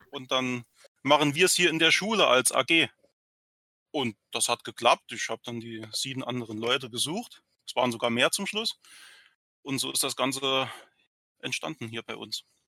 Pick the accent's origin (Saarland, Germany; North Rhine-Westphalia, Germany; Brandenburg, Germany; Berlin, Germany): Saarland, Germany; hier bei uns im Saarland